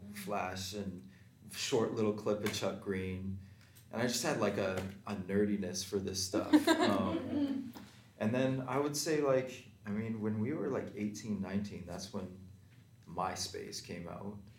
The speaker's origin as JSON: {"language": "English", "town": "Calgary", "region": "Alberta", "country": "Canada", "tie": "born or raised there", "said": "I'm originally from Calgary, Alberta. I'm back there now currently. And um, for me, growing up in Calgary"}